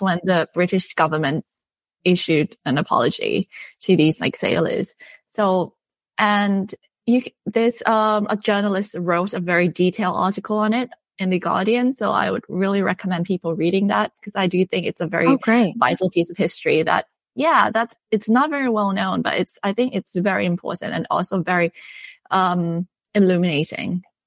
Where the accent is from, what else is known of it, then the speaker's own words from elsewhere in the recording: Bangkok, Thailand; I'm from Bangkok, Thailand. So I grew up in Bangkok